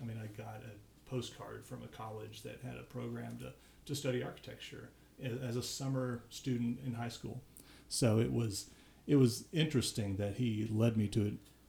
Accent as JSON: {"language": "English", "town": "Paducah", "region": "Kentucky", "country": "United States", "tie": "born or raised there", "moved": "yes", "said": "I grew up in Paducah, Kentucky."}